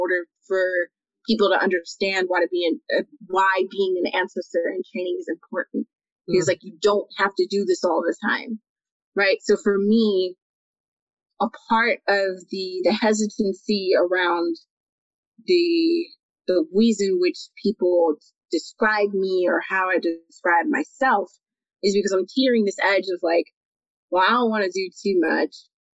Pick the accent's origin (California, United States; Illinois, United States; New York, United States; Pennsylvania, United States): New York, United States; I was born in December of 1990. So I was made to wait in New York